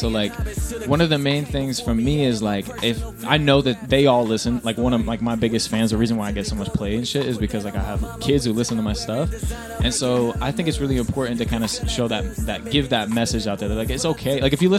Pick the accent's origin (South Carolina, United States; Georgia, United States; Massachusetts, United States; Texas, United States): Georgia, United States; Atlanta; I know, maybe it's cause I'm from Atlanta, but I like